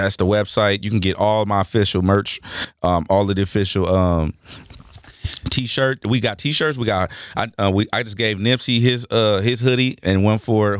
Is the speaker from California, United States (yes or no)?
yes; Los Angeles, California, United States; I'm from the West Coast. I'm from LA.